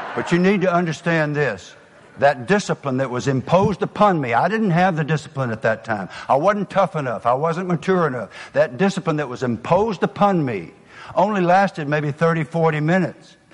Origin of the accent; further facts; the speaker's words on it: the South, United States; accent: southern; my southern accent